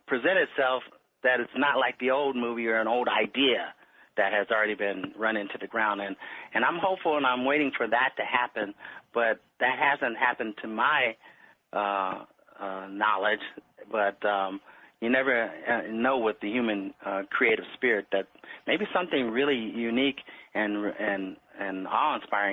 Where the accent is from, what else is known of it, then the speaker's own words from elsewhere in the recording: Los Angeles, California, United States; I was born in Los Angeles, California. I lived in the Miracle Mile District, which is just south of Hollywood